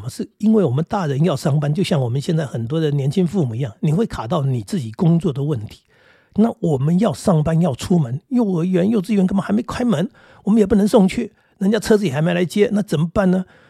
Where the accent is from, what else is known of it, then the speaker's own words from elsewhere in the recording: Taiwan; 小时候我家住的也是乡下，可是我们那个乡下不是农家，因为我们是住在矿区那里，